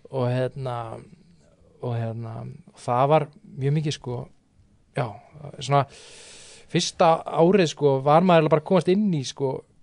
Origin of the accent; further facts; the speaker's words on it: Álftanes, Capital Region, Iceland; ég er frá Altanis sko, ég er ekki Garðabætt